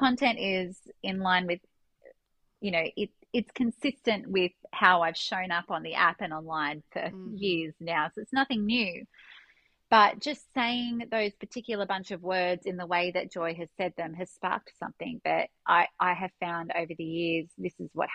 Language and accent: English; Australia; being an Australian, we don't have such a nationalistic idea on Christianity and religion